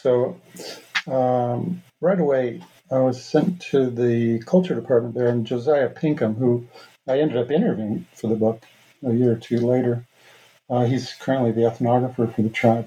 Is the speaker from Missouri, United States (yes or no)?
no; New York City, New York, United States; moved away as an adult; also born or lived in New Mexico / Boulder, Colorado; now in Idaho, United States; I was born in Brooklyn, New York, where Mohawks have been for generations now, steel workers primarily. And uh, but I've been living out west for 35 years